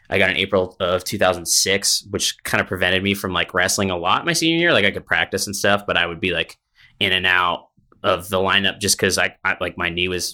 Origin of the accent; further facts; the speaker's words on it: Massachusetts, United States; No, I grew up in New England, in Massachusetts.